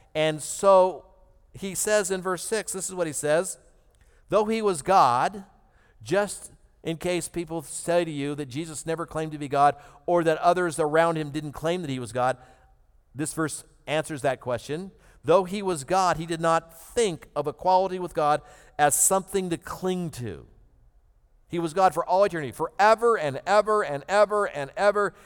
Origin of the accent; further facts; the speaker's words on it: United States; one of those privileges that we grew up in America